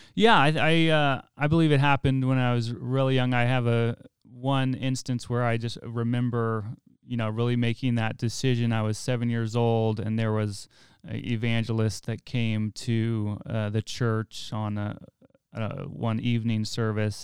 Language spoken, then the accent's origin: English; Weed, California, United States; I'm actually from Wairika